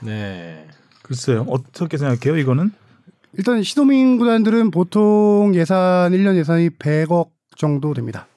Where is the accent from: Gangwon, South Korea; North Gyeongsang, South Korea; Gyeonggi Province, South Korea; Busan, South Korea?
Gyeonggi Province, South Korea; Suwon; 제 고향이 수원이라서